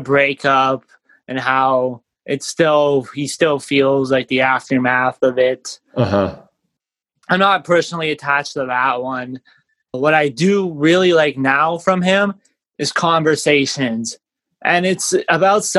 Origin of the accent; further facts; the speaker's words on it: Winnipeg, Manitoba, Canada; I grew up in Winnipeg, Manitoba, Canada. I grew up in the north end of Winnipeg.